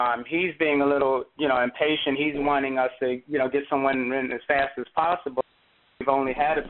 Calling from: North Carolina, United States; Okay, I'm in North Carolina.

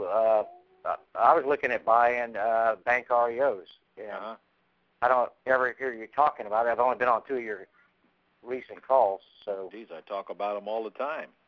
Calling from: Orlando, Florida, United States; yeah, I'm from Orlando

